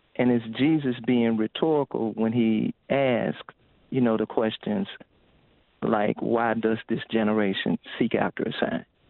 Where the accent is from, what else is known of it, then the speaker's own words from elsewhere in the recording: St. Louis, Missouri, United States; growing up in the St. Louis area